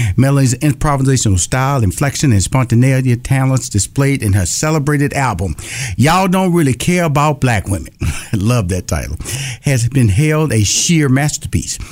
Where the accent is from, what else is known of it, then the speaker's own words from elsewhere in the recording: Houston, Texas, United States; moved away; also born or lived in Los Angeles, California; I'm originally from Houston, Texas, born and raised